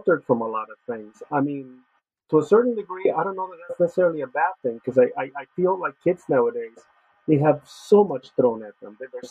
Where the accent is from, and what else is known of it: Los Angeles, California, United States; born or raised there; moved away